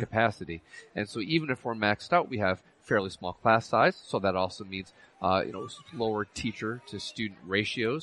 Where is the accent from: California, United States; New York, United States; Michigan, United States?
New York, United States; Union Springs; Union Springs is actually my hometown